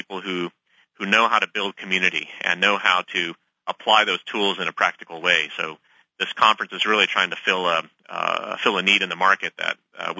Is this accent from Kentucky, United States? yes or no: no; Austin, Texas, United States; And I grew up in Austin, Texas for part of my youth, and this was about from the late 80s, and my parents still live there today.